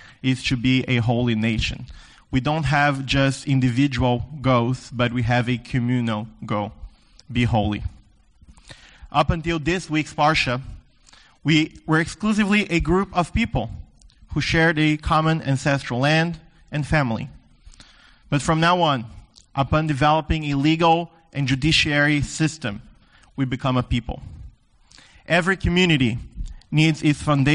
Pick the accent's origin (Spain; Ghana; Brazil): Brazil; the Deep South, South Region; moved away; I grew up in the South, the Deep South, Brazil